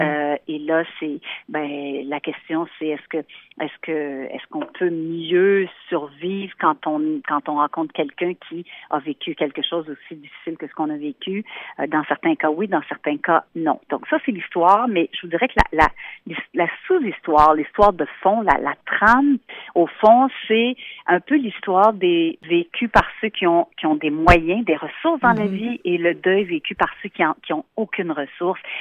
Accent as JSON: {"language": "French", "town": "Montreal", "region": "Quebec", "country": "Canada", "tie": "born or raised there", "also_born_or_lived": "Yellowknife", "said": "Je suis native de Montréal au Québec"}